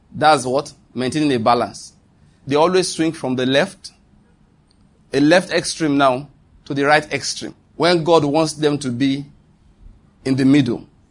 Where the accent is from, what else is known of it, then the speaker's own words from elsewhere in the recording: Western Nigeria, Nigeria; I grew up in Western Nigeria, and I speak Yoruba very well.